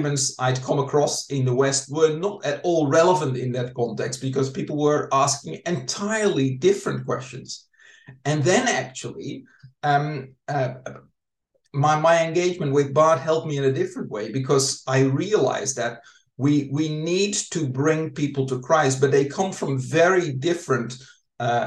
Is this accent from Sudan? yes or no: no; Netherlands; I'm from the Netherlands, grew up in the Reformed tradition there